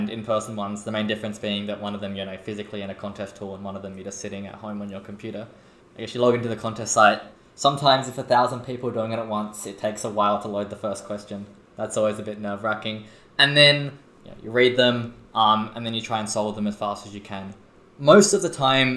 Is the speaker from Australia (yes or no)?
yes; Adelaide, South Australia, Australia; now in Sydney, Australia; I'm from Adelaide